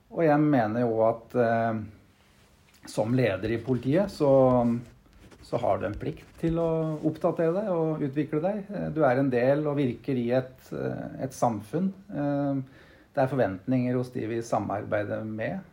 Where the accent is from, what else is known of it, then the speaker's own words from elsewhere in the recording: Brumunddal, Innlandet, Norway; moved away as an adult; also born or lived in Oslo; Jeg er født og oppvokst her i Brumunddal.